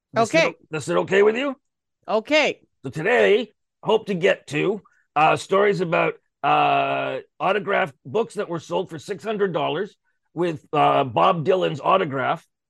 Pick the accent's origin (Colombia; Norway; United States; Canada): Canada; I'm a Canadian in Canadian show business.